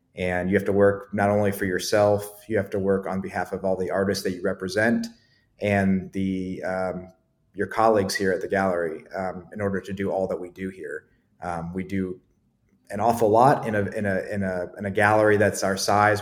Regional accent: Akron, Ohio, United States; moved away as an adult; also born or lived in Columbus, Ohio; now in Asheville, United States; I'm from Ohio originally, from Akron, Ohio

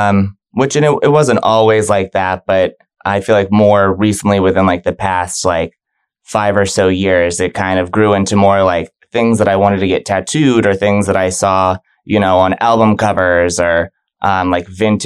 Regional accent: Virginia Beach, Virginia, United States; now in Tampa, United States; So I was up there for about 15 years. Okay. My dad was in the military, so we moved around a lot.

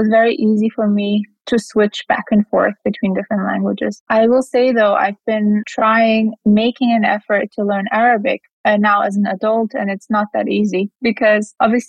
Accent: Germany; moved away as an adult; also born or lived in Azerbaijan / Russia / United Kingdom; now in Dubai, United Arab Emirates; Originally, I'm from Azerbaijan. My parents are from there. I never lived there, actually, but I grew up in Germany most of my life.

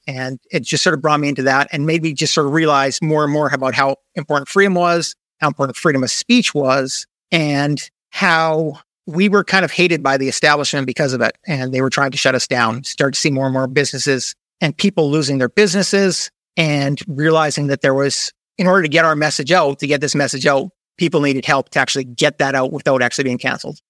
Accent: Canada; moved away as an adult; also born or lived in United States; now in Panama; I'm originally a Canadian, so I moved a little bit south to move to the U S

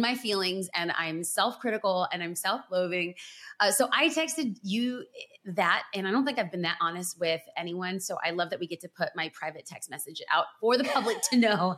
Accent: Los Angeles, California, United States; I'm born and raised in Los Angeles

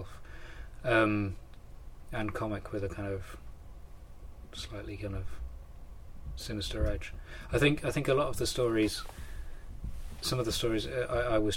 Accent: Thetford, East of England, United Kingdom; I was growing up in Thetford, in South Norfolk

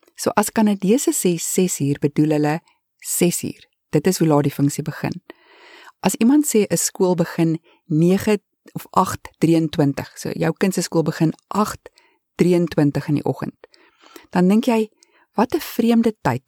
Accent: South Africa; accent: South African; moved away as an adult; now in Canada; ons as Suid-Afrikaners het baie sterk aksente

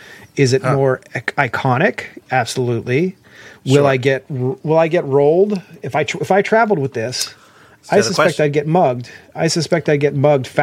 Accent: Columbus, Ohio, United States; from Columbus, but like I wouldn't go back there if you paid me.

